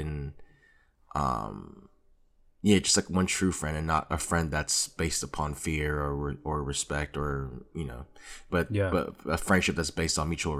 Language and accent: English; Hawthorne, California, United States; also born or lived in Lenox / Carson; For context, I grew up like in Hawthorne and Lenox and moved to Carson.